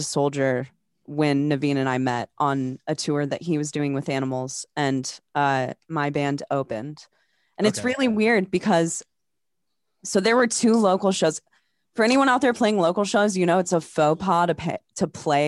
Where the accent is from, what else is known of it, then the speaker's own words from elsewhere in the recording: Des Moines, Iowa, United States; I'm from Des Moines.